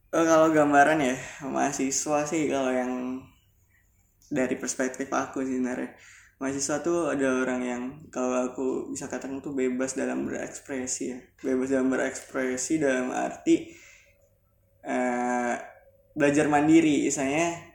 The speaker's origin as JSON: {"language": "Indonesian", "town": "Singkawang", "region": "West Kalimantan", "country": "Indonesia", "also_born_or_lived": "Pontianak, Indonesia", "said": "Dulu aku sekolahnya dari SMK Negeri 1 Singkawang. Aku dari Singkawang."}